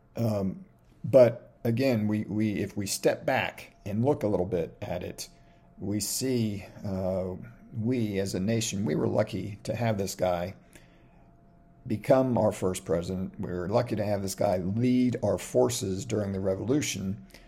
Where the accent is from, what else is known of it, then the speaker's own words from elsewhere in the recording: Omaha, Nebraska, United States; I was born in Omaha, Nebraska